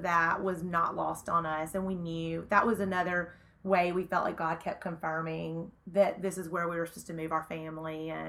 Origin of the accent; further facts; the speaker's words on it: Tupelo, Mississippi, United States; moved away as an adult; now in Oxford, United States; I'm originally from Tupelo.